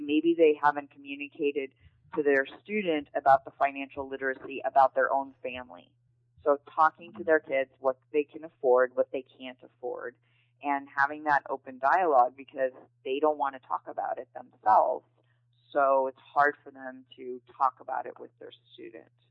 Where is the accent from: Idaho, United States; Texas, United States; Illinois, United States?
Illinois, United States; Chicago; moved away as an adult; now in Seal Beach, United States; I'm originally from Chicago, Illinois, and I moved to California uh, right after high school